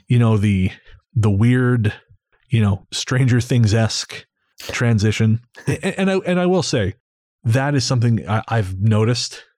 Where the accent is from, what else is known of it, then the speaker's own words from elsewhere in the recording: Revelstoke, British Columbia, Canada; my hometown